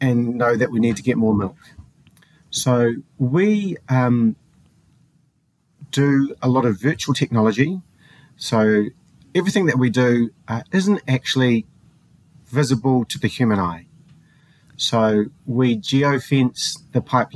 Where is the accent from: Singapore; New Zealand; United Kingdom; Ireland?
New Zealand; also born or lived in Colorado, United States; I'm a New Zealander, so I live quite a far away in the bottom of the Southern Ocean